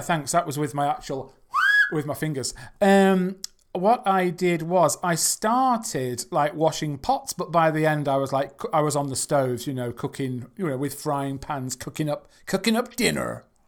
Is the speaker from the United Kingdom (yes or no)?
yes; England, United Kingdom; I'm from England